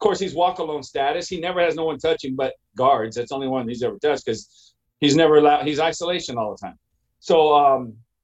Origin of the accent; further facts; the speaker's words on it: California, United States; I'm from a Great Blythe, California